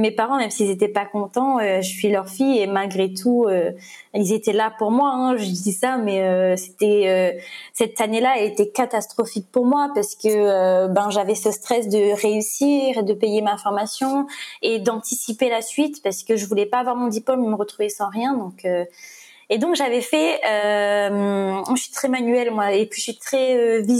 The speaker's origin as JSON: {"language": "French", "region": "Réunion", "country": "France", "said": "je viens de la Réunion, je, je, viens de faire une cagnotte pour passer ça"}